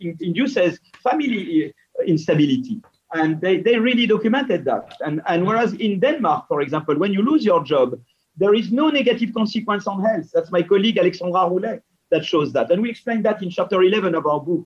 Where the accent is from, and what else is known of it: France